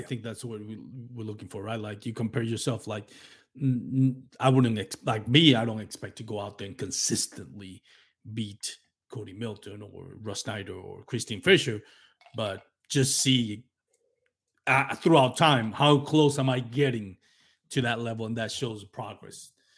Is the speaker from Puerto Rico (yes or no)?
yes; Puerto Rico; accent: Latino; English is a second language; I have a heavy, uh, Latino accent from, you know, my background as a Puerto Rican